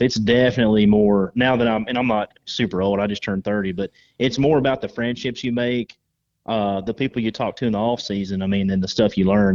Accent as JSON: {"language": "English", "region": "Georgia", "country": "United States", "tie": "born or raised there", "said": "I was a kid from Georgia that grew up shooting wood ducks in a swamp"}